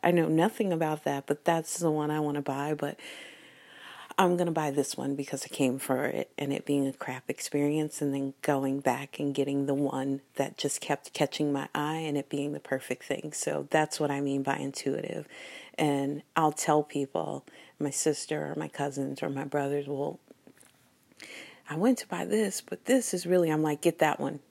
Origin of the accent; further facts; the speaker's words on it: United States; little American kids